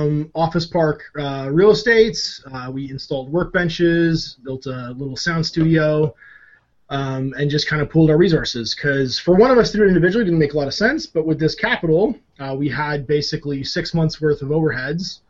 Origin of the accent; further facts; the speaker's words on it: Canada; I'm Canadian